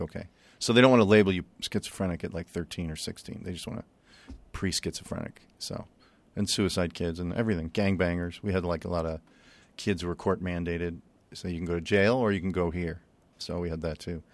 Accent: Chicago, Illinois, United States; We grew up in Chicago, and, uh, we weren't rich

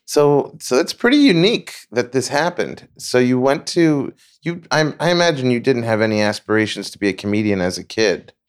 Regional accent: New York, United States; moved away; I'm from New York

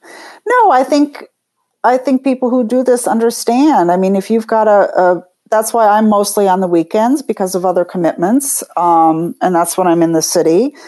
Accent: New York, United States; But I get off the hook, I guess, because I'm a New Yorker

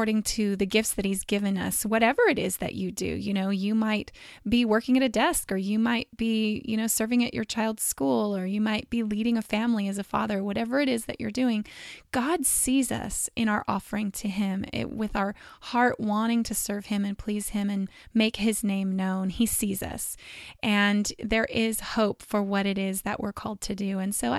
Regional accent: California, United States; I'm from California

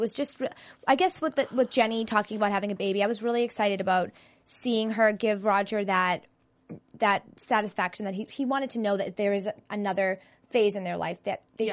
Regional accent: Boston, Massachusetts, United States; moved away; I'm from Boston

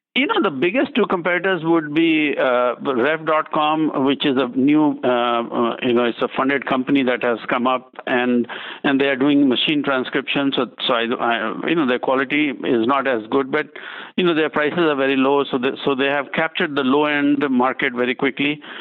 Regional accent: India; now in United States; I'm originally from India

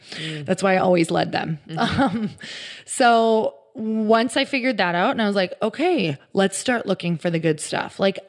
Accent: Midwest, United States; now in California, United States; I came from the Midwest and moved to California.

